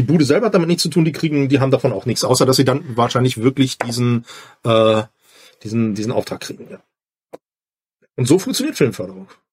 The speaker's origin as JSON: {"language": "German", "area": "near Dresden", "region": "Saxony", "country": "Germany", "moved": "yes", "lives_now": "Bochum, Germany", "said": "Ich komme ja aus der Nähe von Dresden"}